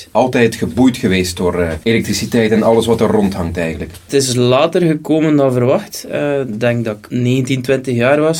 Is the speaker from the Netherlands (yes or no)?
no; West Flanders, Belgium; want het is momenteel gaat het El en Trick als West-Vlaming elektriciteit.